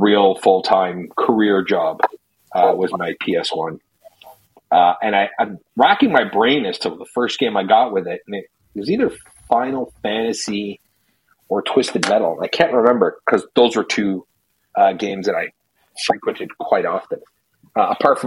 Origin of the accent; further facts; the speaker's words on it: Canada; being a Canadian kid